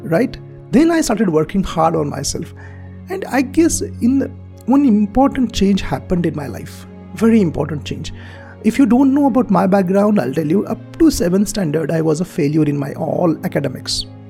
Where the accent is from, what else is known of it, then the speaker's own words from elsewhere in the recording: Marathi medium school, Maharashtra, India; English is a second language; I'm from Marathi medium school